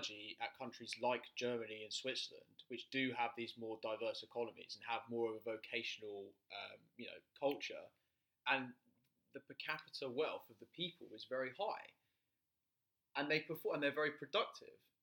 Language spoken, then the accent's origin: English; United Kingdom; we come from the United Kingdom